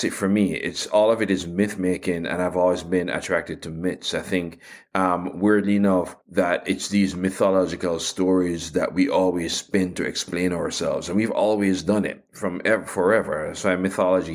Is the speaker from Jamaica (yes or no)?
yes; Jamaica; as somebody growing up in Jamaica, growing up in the African diaspora